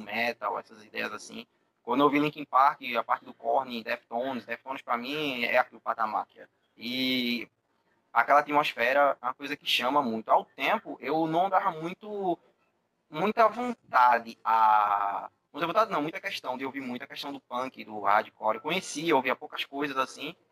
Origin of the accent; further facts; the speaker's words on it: Northeast Region, Brazil; eu como sou nordestino